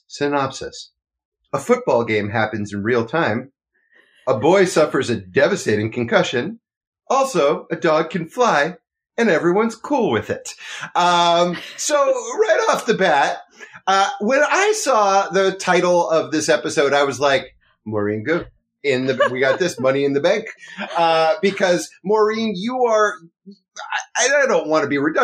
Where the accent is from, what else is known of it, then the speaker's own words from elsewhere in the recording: East Coast, United States; moved away as an adult; now in Los Angeles, United States; I grew up on the East Coast and moved here about 10 years ago.